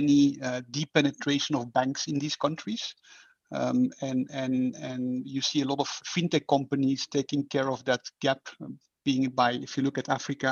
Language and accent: English; Belgium; moved away as an adult; now in Singapore; I am from Belgium.